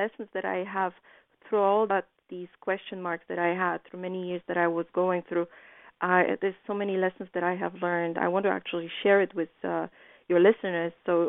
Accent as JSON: {"language": "English", "country": "Poland", "said": "You know, I think that what helped me is my being very naive when I was coming from Poland."}